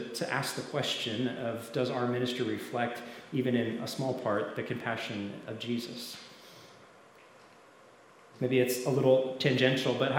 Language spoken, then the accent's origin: English; Canada; I grew up in Canada, so it was cold